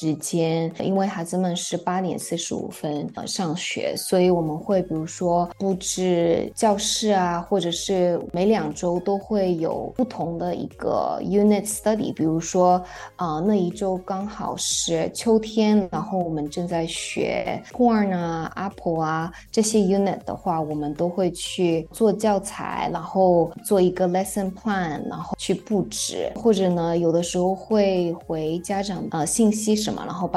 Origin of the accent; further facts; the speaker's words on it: Japan; also born or lived in China; now in New York, United States; 我是嗯中日混血，所以呢，成长在日本，出生在日本，但是又在中国大陆成长很长时间，然后。现在又在这边，所以我会三国语言。